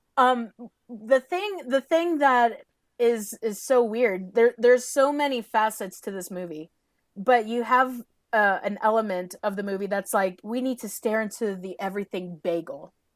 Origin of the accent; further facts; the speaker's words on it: Southeast, United States; also born or lived in Georgia; we're from the Southeast.